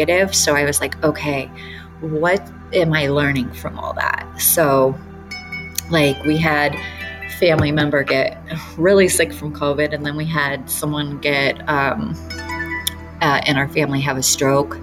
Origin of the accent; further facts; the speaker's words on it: Detroit, Michigan, United States; moved away; I grew up in Detroit